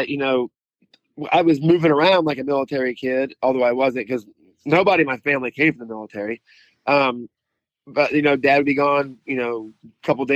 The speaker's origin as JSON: {"language": "English", "region": "Missouri", "country": "United States", "tie": "born or raised there", "also_born_or_lived": "Kansas City, Kansas / Laramie, Wyoming", "moved": "as an adult", "said": "And I went all the way through high school living in Missouri, mostly rural."}